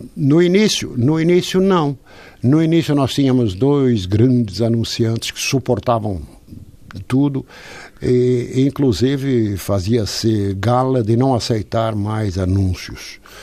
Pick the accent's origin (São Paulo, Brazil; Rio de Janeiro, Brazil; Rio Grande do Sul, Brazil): São Paulo, Brazil; accent: Brazilian; moved away as an adult; also born or lived in Portugal / Lisbon; now in Porto, Portugal; Eu fui para o Brasil, eu não tinha três anos ainda. Tinha dois anos de idade.